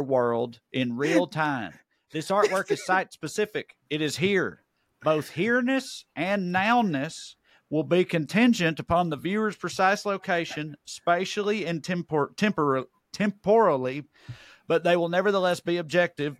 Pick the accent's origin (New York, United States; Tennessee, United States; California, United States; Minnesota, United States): Tennessee, United States; Celina; moved away; I just came back from my hometown of Salina, Tennessee. I was there for a little over a week, catching up with some old friends, working on the house I grew up